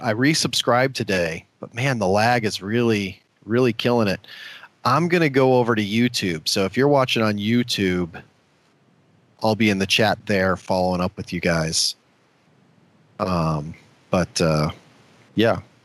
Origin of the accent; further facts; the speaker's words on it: Omaha, Nebraska, United States; my hometown of Omaha, Nebraska